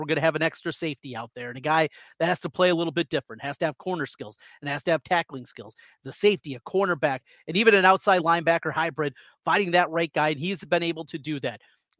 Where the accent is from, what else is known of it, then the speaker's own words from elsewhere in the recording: Iowa, United States; I grew up in North Central Iowa, but it doesn't matter what part of the state you were.